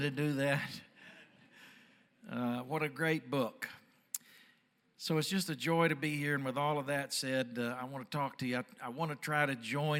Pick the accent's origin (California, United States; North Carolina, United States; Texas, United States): Texas, United States; Dallas; I'm from Dallas